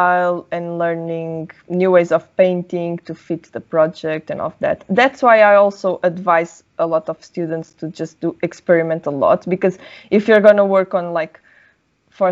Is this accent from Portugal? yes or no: yes; Portugal; first language Portuguese; English is a second language; moved away; because of course I live outside of my home, right? Like Portugal.